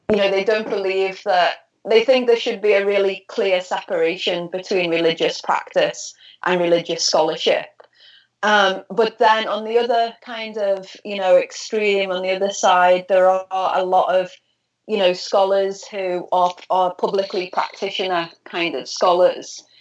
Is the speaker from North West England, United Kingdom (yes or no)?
yes; Liverpool, North West England, United Kingdom; I'm from Liverpool. I'm from Liverpool, yeah, in ah. the northwest of England.